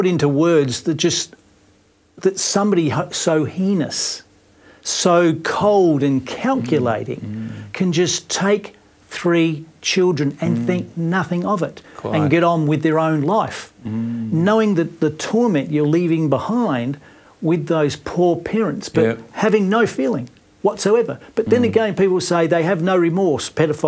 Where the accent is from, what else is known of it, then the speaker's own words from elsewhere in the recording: Adelaide, South Australia, Australia; I was born in Glenelg. I grew up in the suburbs around where the children live. They live at Somerton Park. I lived at Seacon Gardens.